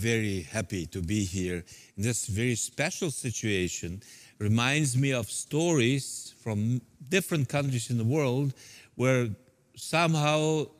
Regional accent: Siberia, Russia; English is a second language; moved away; also born or lived in Central Asia; I'm from a Soviet background, so I was born in Siberia in a labor camp and then moved to Central Asia.

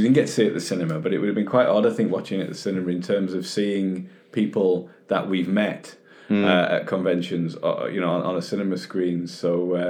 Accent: United Kingdom; as British fans

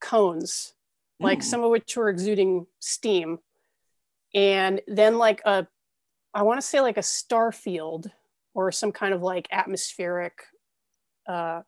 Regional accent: Ventura County, California, United States; I grew up in Ventura County, California.

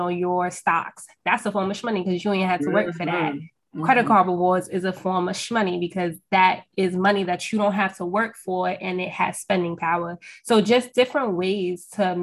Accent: New York, United States; I'm from New York, if y'all can't tell from my accent right now

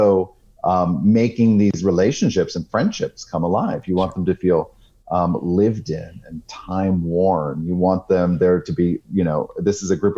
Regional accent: South Portland, Maine, United States; my hometown library in South Portland, Maine

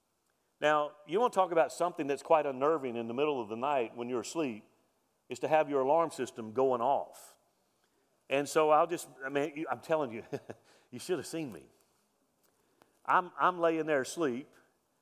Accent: Mobile, Alabama, United States; I grew up in Mobile, Alabama, Hurricane Alley

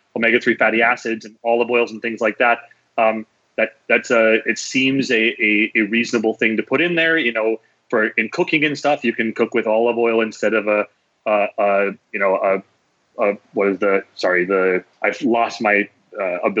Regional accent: North Dakota, United States; I grew up in North Dakota, where it's better now for fresh fruits and vegetables, but in the winter, you know, please, it's just not happening

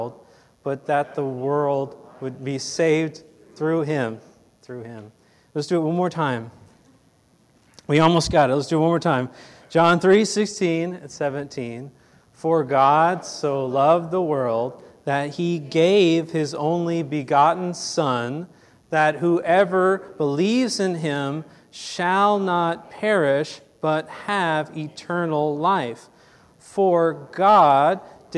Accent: Fort Worth, Texas, United States; I was born here in Fort Worth, a local Texas guy, born and raised right here.

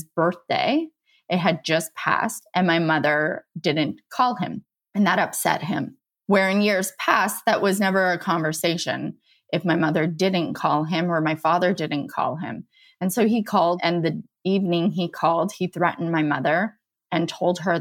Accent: St. Eustache, Manitoba, Canada; born or raised there; now in Niagara region, Canada

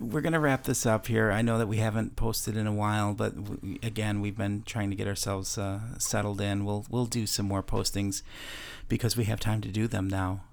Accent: Chicago, Illinois, United States; also born or lived in Wisconsin; now in Florida, United States; my hometown of Chicago

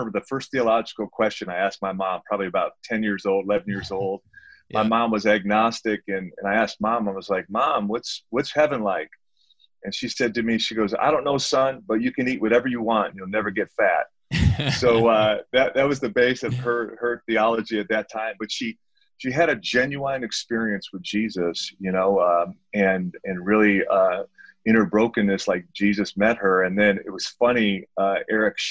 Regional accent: Detroit, Michigan, United States; I grew up in Detroit, Michigan

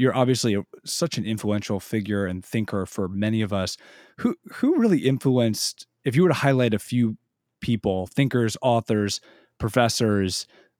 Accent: Philadelphia, Pennsylvania, United States; my hometown of Philadelphia

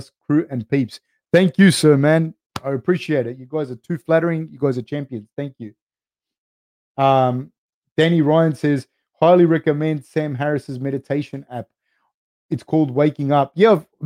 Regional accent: Australia; also born or lived in Argentina / Uruguay (ancestry); I was actually born in Argentina, but my family's Uruguayan. I identify as being Uruguayan, like Uruguayan Australian, because I was born in Argentina

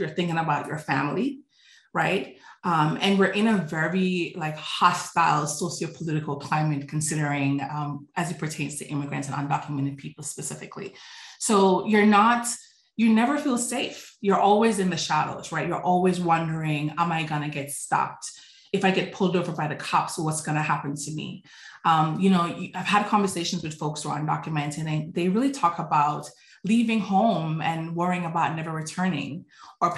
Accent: New York City, New York, United States; also born or lived in Jamaica; growing up in Brooklyn, New York

